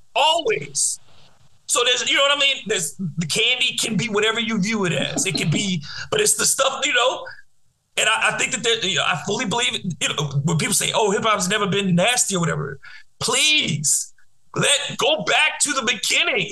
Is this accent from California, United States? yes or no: no; New Orleans, Louisiana, United States; I grew up in New Orleans where we didn't have a hip hop scene for a very long time